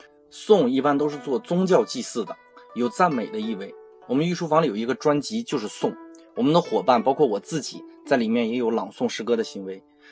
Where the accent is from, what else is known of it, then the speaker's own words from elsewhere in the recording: China; 但是我们中国人就能很完美的体会到这种依依的感觉。